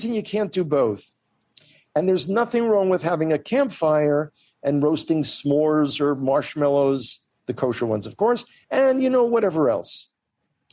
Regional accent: New York City, New York, United States; Growing up in the Bronx

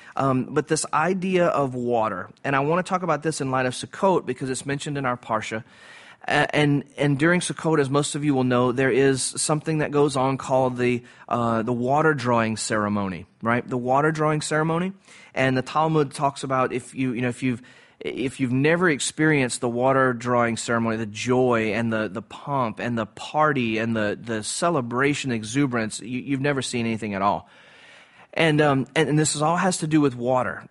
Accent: Cajun, Louisiana, United States; I'm a Cajun

